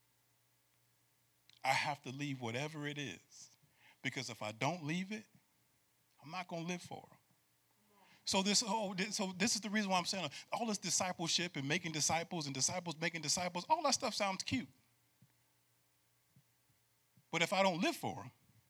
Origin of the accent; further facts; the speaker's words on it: New York, United States; moved away; I grew up in New York too